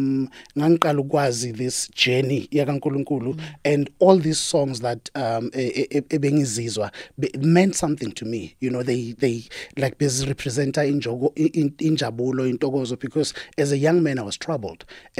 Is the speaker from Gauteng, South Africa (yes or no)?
yes; Daveyton, Gauteng, South Africa; I'm from the East, yes.